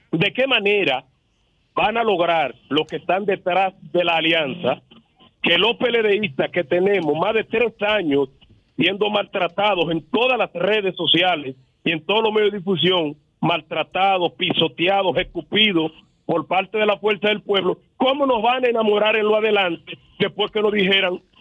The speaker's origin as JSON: {"language": "Spanish", "region": "Santiago", "country": "Dominican Republic", "said": "yo soy santiaguero, soy de Santiago."}